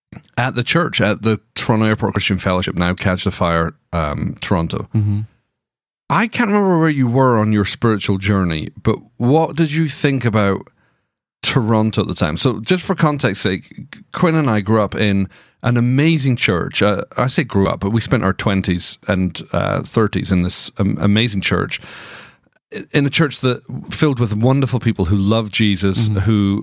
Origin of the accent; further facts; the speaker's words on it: Scotland, United Kingdom; You have some friends who are over for the conference, who are also from Scotland.